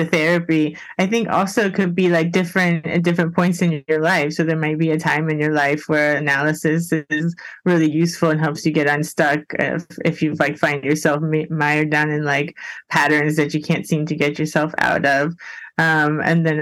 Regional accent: Miami, Florida, United States; moved away; I'm from Miami originally

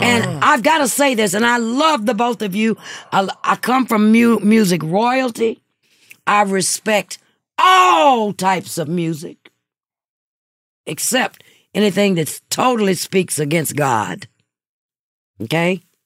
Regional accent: Hattiesburg, Mississippi, United States; moved away; also born or lived in Texas; my hometown, Hattiesburg, Mississippi.

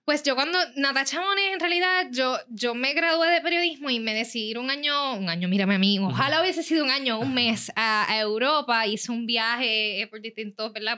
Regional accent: Rincón, Puerto Rico; yo soy de Rincón

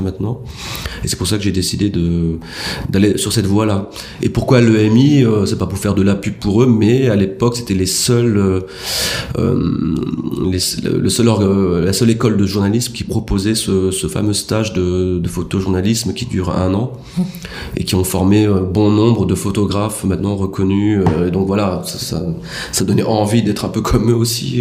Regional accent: France; moved away as an adult; now in Madagascar; en tant que Français issus de l'immigration

